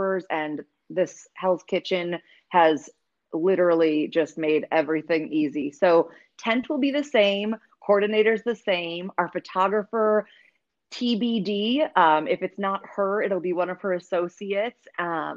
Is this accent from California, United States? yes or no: no; Wisconsin, United States; now in Chicago, United States; I grew up in Wisconsin